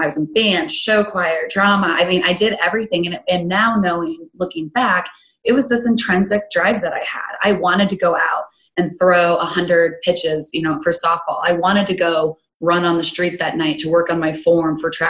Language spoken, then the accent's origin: English; Grand Island, Nebraska, United States; born and raised in Grand Island, Nebraska, right in the center of the state